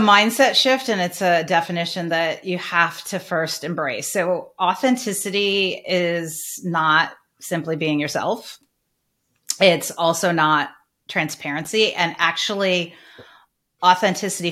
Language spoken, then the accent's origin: English; Northern Michigan, United States; I'm from Northern Michigan. My parents were teachers